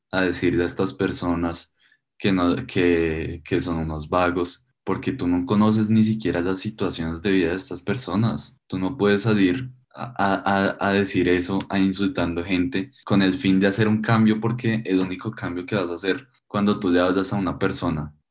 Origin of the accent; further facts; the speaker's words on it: Colombia; todos somos colombianos y luchamos por lo mi